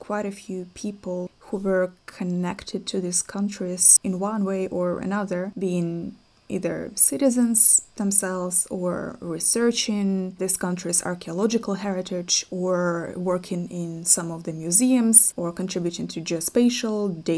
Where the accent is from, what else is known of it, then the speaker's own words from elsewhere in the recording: European Russia, Russia; growing up in Russia, frankly, especially in the European part of Russia where I grew up